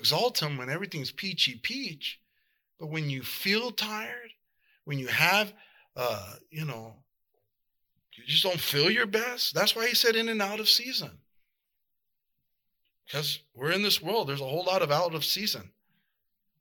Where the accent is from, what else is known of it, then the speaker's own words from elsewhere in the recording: South El Monte, California, United States; I grew up in South Del Monte